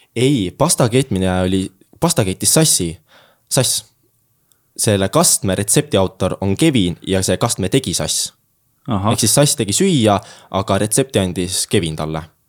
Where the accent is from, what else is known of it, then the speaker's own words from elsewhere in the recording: Jüri, Harju County, Estonia; ma tulen Tallinna lähedalt hetkel. Äh, aga ma nimetan ennast tallinlaseks